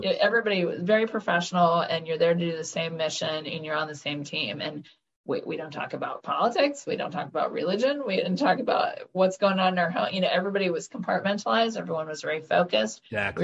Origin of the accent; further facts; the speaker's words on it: Orlando, Florida, United States; moved away; I'm from Orlando, Florida, actually. I grew up uh, in the land of Mickey Mouse and Disney World.